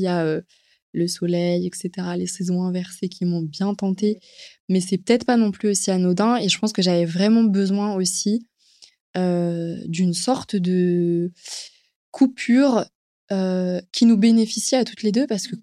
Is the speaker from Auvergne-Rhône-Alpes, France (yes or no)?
no; Paris, Île-de-France, France; je suis une Parisienne